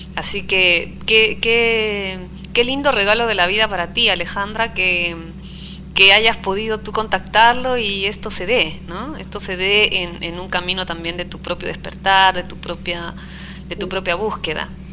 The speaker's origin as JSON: {"language": "Spanish", "region": "Arequipa", "country": "Peru", "tie": "born or raised there", "also_born_or_lived": "Trujillo, Peru", "moved": "yes", "said": "me fui a vivir a Arequipa, pero siento Arequipa como si fuera más mi mi lugar de nacimiento"}